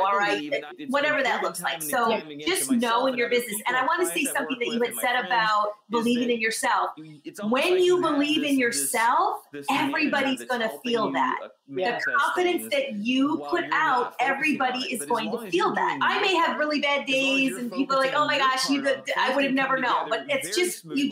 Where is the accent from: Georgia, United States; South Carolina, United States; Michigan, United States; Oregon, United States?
Michigan, United States; moved away as an adult; also born or lived in Los Angeles; now in New York, United States; I'm originally from Michigan and I lived in LA for 17 years and then I'm here now